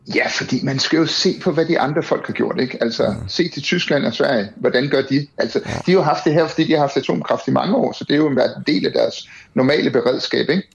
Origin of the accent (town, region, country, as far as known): Denmark